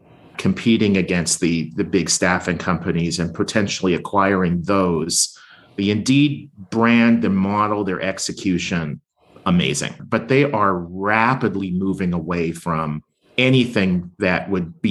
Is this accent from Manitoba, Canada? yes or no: yes; Winnipeg, Manitoba, Canada; moved away; I grew up in Winnipeg